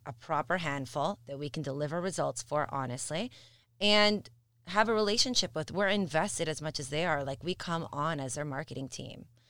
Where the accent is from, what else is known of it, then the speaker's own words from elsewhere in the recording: Mississauga, Ontario, Canada; I have a soft spot for Missus Saga. It's my hometown.